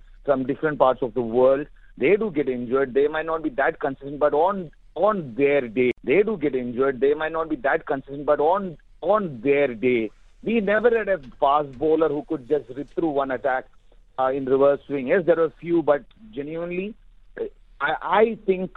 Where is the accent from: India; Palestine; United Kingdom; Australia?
India; as a being an Indian, as a cricket fan, as a cricketer myself